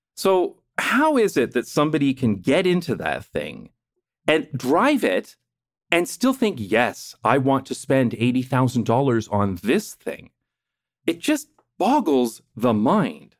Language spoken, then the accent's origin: English; London, Ontario, Canada; moved away; my hometown of London, Ontario, Canada